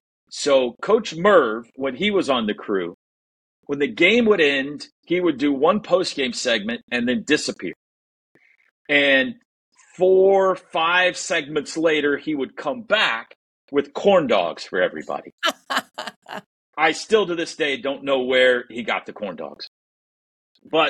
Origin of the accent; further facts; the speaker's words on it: Mustang, Oklahoma, United States; I grew up in Mustang